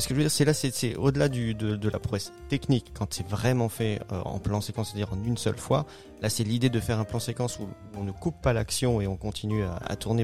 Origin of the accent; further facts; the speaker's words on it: Alsace, Grand Est, France; ça m'a touché en tant qu'Alsacien